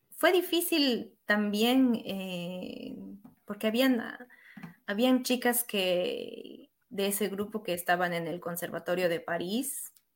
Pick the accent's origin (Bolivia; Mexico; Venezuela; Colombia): Bolivia; also born or lived in Lille, France; now in France; yo era latina o boliviana